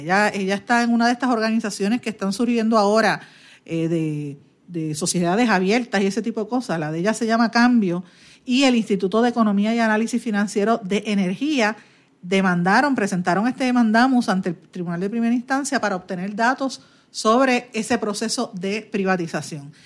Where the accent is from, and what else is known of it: Puerto Rico